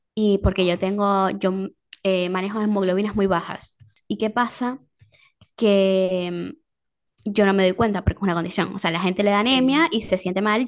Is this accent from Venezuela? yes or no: yes; Venezuela; moved away